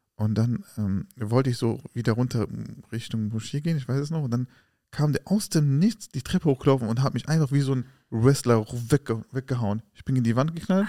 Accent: Germany; Wir sind doch hier in Deutschland geboren.

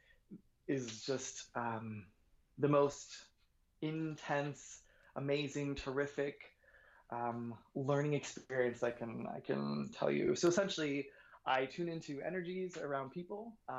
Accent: New York, United States; moved away as an adult; also born or lived in Boston / Los Angeles; I was born in Boston, grew up in New York

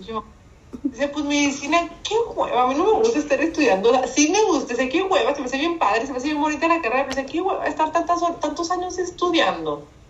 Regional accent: Mexicali, Baja California, Mexico; accent: norteño; moved away as an adult; also born or lived in Hermosillo, Sonora; now in San Diego, United States; Nací en Hermosillo, Sonora. Y de muy chica me llevaron a Mexicali, Baja California, mis papás, por el trabajo de mis papás. Ahí crecí

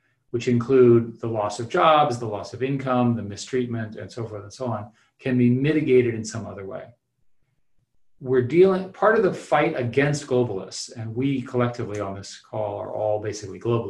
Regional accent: United States; Speaking as an American

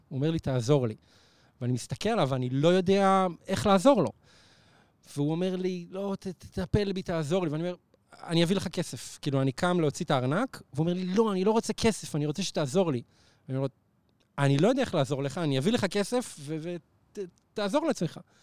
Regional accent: Neve Monosson, Central District, Israel; זה בנווה מונוסון, שזה היישוב שגדלתי בו

